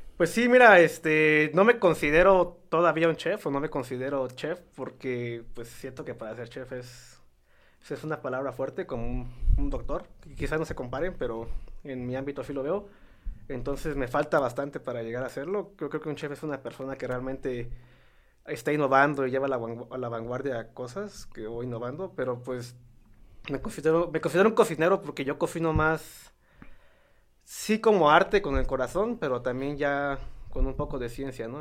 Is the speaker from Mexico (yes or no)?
yes; Santiago Matatlán, Oaxaca, Mexico; born or raised there; moved away as an adult; also born or lived in United States